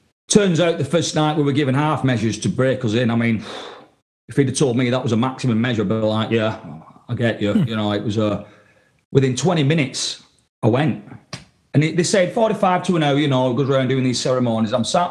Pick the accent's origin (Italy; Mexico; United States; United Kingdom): United Kingdom; England; because I come from England, I was interested in what's going on in Europe